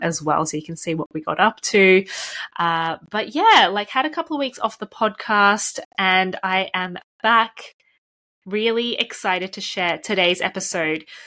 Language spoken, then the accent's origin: English; Melbourne, Victoria, Australia; now in United Kingdom; I'm from Melbourne, Australia